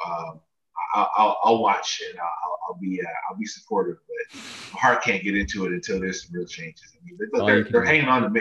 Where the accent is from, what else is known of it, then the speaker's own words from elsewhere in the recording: Chicago, Illinois, United States; I grew up in Northside. So I grew up going to Cubs games